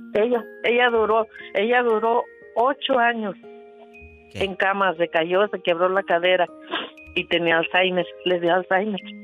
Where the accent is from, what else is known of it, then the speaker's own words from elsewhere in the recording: La Soledad, Michoacán, Mexico; Yo crecí en la Soledad, municipio de Chavina, Michoacán, México.